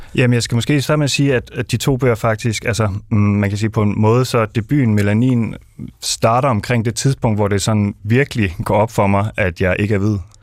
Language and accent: Danish; Denmark; er jeg dansk, øh, jeg er ikke indvandrer som sådan, så jeg må være dansk